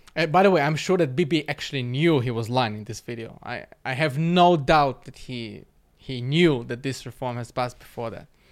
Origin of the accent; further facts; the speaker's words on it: Moscow, Russia; now in Israel; I was born in Moscow